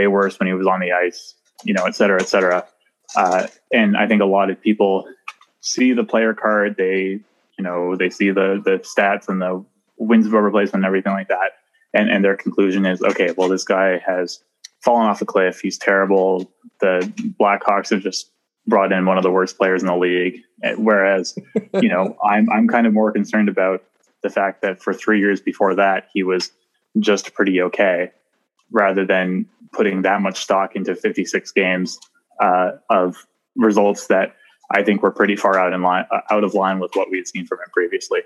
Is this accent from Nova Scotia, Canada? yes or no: yes; Nova Scotia, Canada; moved away as an adult; now in Toronto, Canada; I'm from the East Coast in Nova Scotia.